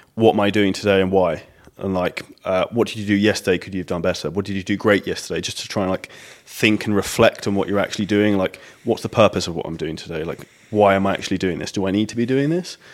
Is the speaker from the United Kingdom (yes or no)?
yes; United Kingdom; we're British